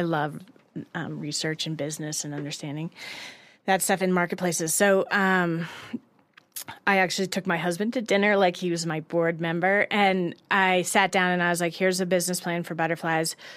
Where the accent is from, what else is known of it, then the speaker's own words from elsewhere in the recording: Colorado, United States; also born or lived in Los Angeles / New York; I'm originally from Colorado